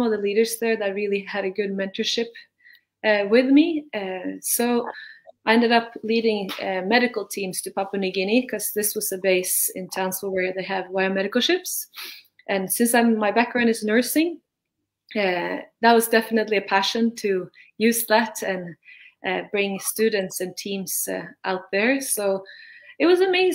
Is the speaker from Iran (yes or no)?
no; Norway; I'm from Norway